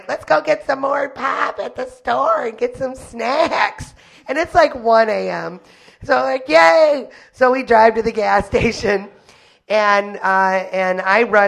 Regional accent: Detroit, Michigan, United States; I was born and raised in Detroit proper

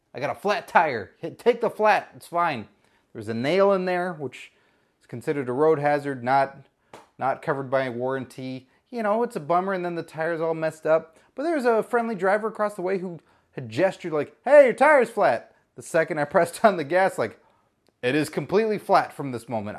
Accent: Texas, United States; I'm from Texas

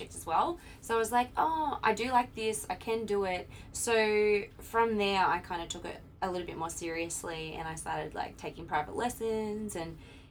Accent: Ipswich, Queensland, Australia; I was born and raised in Ipswich, Queensland

